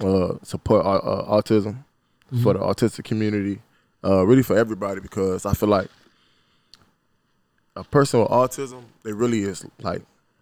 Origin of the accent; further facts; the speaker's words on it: Savannah, Georgia, United States; So, I'm from Savannah, straight out of Tatumville. I come from a house full of, it was six of us, two bedrooms, you know.